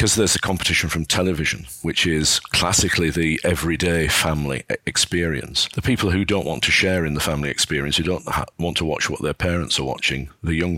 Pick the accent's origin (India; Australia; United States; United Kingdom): United Kingdom; Burnley, North West England; moved away; also born or lived in Edinburgh; the Odeon in my hometown, Burnley